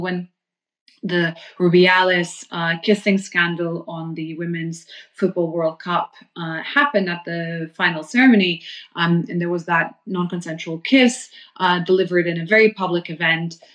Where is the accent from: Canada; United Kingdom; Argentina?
United Kingdom; London; as a Londoner